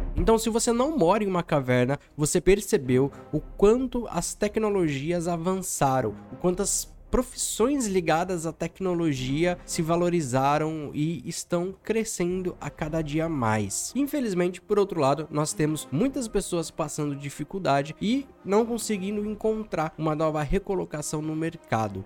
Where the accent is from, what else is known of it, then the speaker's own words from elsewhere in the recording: São Paulo, Brazil; now in Santa Catarina, Brazil; eu sou de São Paulo e hoje, como editor de vídeo, eu tenho a possibilidade de morar em qualquer lugar do mundo. E eu escolhi morar no sul do país, em Santa Catarina